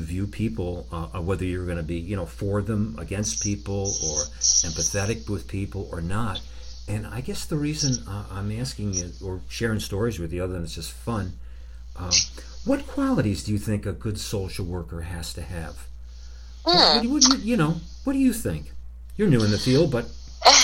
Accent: New York City, New York, United States; I grew up in Flatbush Avenue in Brooklyn

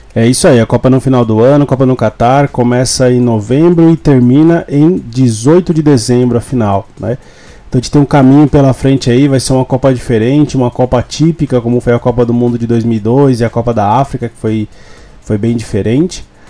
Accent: Brazil

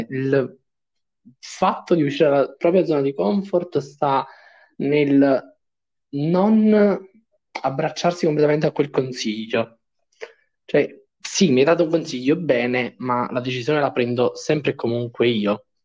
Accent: Campania, Italy; alla provincia di Caserta.

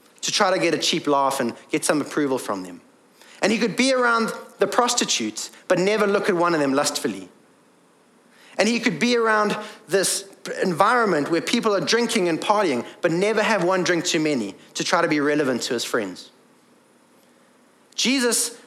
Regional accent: England, United Kingdom; I am English and male

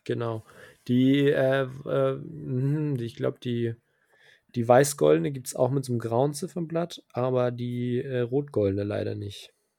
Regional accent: Germany; hier bei uns in Deutschland

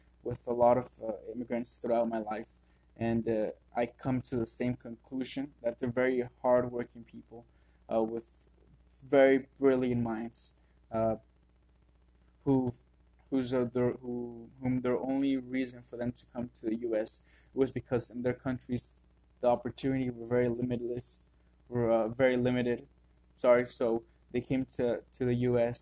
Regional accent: Las Vegas, Nevada, United States; I was born and raised here in Las Vegas

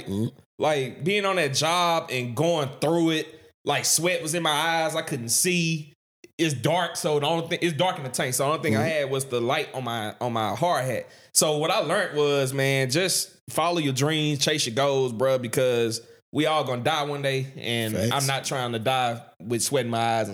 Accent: Vidalia, United States; growing up in Vidalia

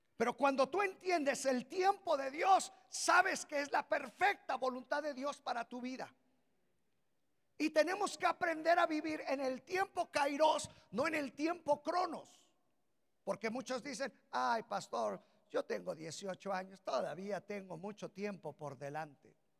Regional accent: Mexico; somos mexicanos aquí

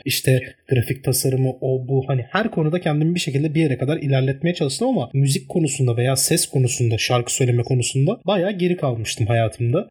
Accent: Turkey; İyi ki Türk'üm.

